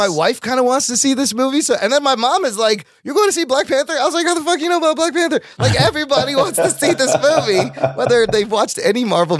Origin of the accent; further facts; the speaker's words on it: Pakistan; because I'm a Pakistani and all the Pakistanis came from India.